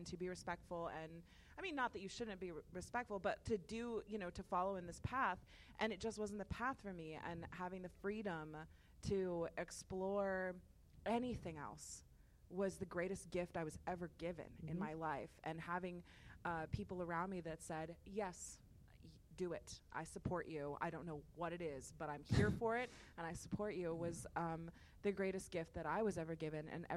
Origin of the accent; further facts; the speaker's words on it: the South, United States; I grew up in the South by and large, and female